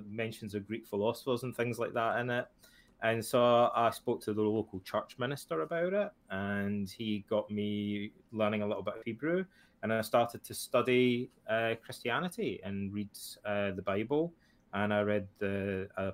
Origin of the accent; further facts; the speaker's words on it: Ayr, Scotland, United Kingdom; When I was a kid and I grew up in Scotland, my father passed away when I was about 13 or 14 years old. And my hometown, Ayr